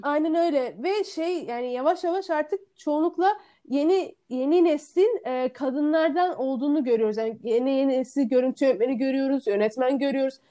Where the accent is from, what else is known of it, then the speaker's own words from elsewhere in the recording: Istanbul, Turkey; Ben Sarıyerli